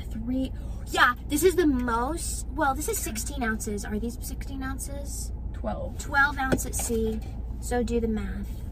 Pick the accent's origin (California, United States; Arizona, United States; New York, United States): Arizona, United States; moved away as an adult; I am in Arizona visiting my hometown